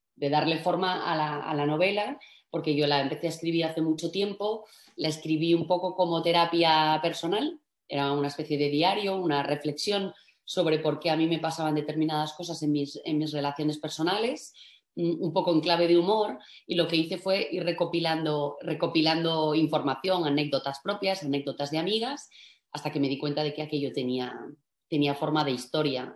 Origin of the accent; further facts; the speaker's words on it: Asturias, Spain; also born or lived in Madrid; soy asturiana